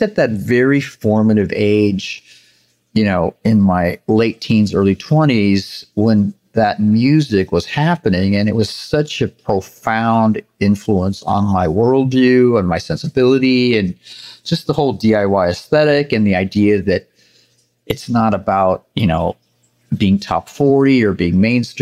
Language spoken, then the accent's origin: English; Santa Barbara, California, United States; also born or lived in Los Angeles; I spent most of my childhood in Santa Barbara. My parents moved there when I think I was about five, and I was there through, I guess, my early 20s.